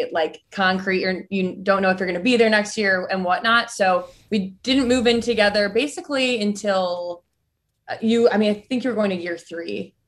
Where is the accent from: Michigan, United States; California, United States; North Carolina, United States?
Michigan, United States; I'm from Michigan.